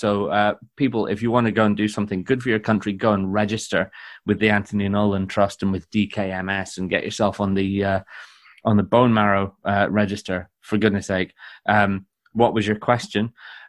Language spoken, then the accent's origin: English; Scotland, United Kingdom; No, face it. It's just the smell of being Scottish.